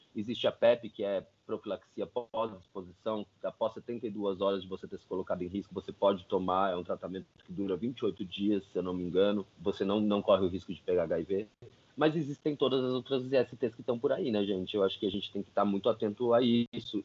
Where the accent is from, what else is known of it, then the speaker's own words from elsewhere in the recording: São Paulo, Brazil; sou de São Paulo, tenho 32 anos